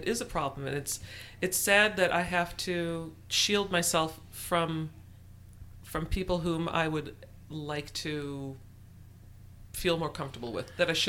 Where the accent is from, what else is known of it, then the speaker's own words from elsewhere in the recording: Minnesota, United States; I'm from Minnesota.